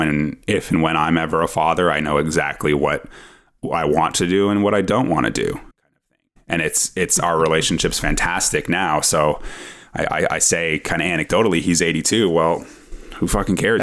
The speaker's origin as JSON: {"language": "English", "town": "Ottawa", "region": "Ontario", "country": "Canada", "said": "I'm from Ottawa"}